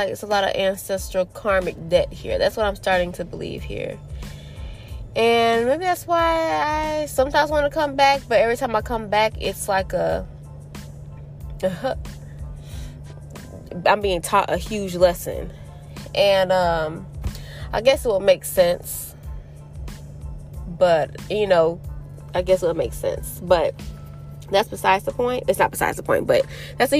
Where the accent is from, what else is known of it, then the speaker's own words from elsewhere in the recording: Florida, United States; now in North Carolina, United States; I came to Florida, which I am originally born and raised in Florida, but I will never move back here